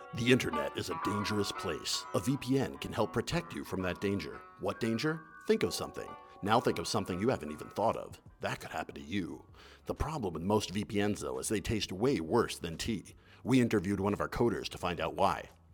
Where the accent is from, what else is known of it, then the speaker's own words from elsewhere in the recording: Boston, Massachusetts, United States; moved away as an adult; also born or lived in Beijing; you came up in the Boston scene, which, oh, is, yeah. which is my hometown